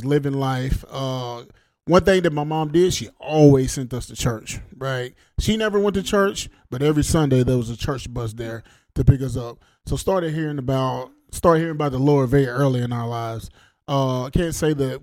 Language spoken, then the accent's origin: English; Rome, Georgia, United States; I grew up here in Rome, Georgia. Been here all my life